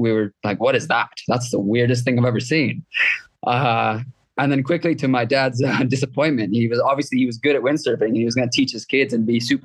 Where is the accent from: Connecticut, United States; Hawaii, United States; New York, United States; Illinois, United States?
Hawaii, United States; Maui; moved away as an adult; now in Kenya; I grew up in Maui, Hawaii.